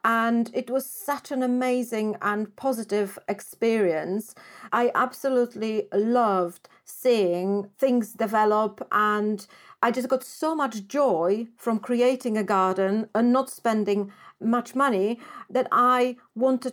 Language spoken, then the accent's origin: English; Poland; moved away; I grew up in Poland